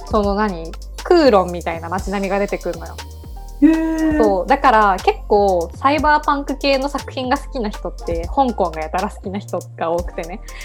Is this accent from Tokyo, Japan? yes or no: no; Yamaguchi, Japan; 私たち、あのあの山口県出身